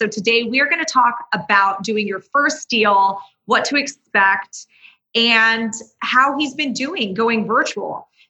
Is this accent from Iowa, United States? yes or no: no; Orange County, California, United States; because I'm from Orange County. That's where I live.